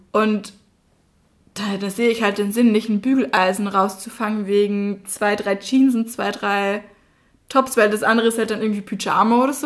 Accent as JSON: {"language": "German", "country": "Austria", "moved": "as an adult", "lives_now": "Passau, Germany", "said": "ich komme ja aus Österreich. Deshalb verzeiht es mir, wenn mein Satzbau mal nicht so richtig ist oder ich mal einen Buchstaben weglasse oder in den Dialekt falle."}